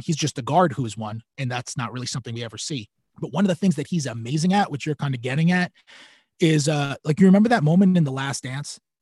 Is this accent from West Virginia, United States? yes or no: no; New York, United States; I'm a New Yorker